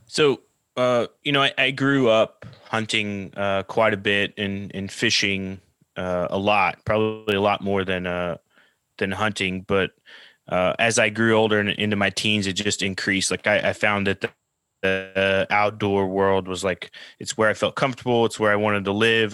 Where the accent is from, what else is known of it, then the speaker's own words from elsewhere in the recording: Oklahoma, United States; moved away as an adult; also born or lived in New Orleans, Louisiana / California; I, I grew up in Oklahoma, like middle of the country, the U.S.